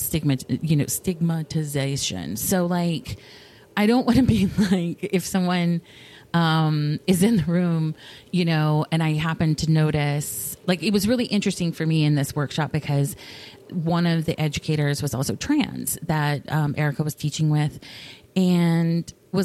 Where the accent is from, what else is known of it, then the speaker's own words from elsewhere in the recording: the South, United States; I come from the South, where there is a lot of like, don't make people uncomfortable